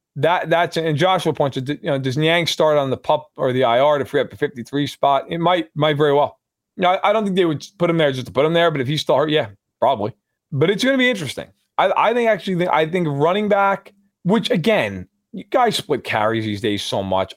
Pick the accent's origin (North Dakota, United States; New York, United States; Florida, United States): New York, United States; growing up in New York